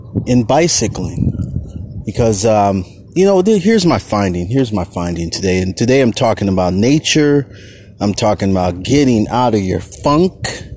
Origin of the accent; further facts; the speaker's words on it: Oakland, California, United States; I grew up in Oakland